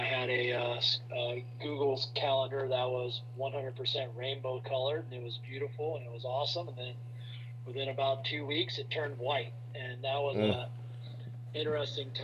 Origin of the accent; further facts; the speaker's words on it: Fairbury, Illinois, United States; moved away as an adult; also born or lived in Charleston, Illinois / Tuscola, Illinois / Effingham, Illinois / Mattoon, Illinois; now in Atlanta, United States; I grew up in Fairbury, Illinois